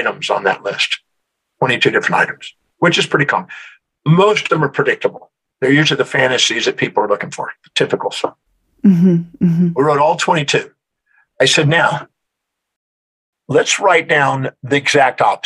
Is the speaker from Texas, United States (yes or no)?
yes; Houston, Texas, United States; I'm originally from Houston, Texas